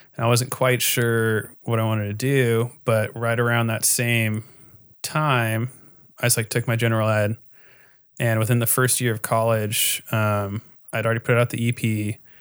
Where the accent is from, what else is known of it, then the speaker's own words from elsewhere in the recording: Costa Mesa, California, United States; I grew up in Costa Mesa.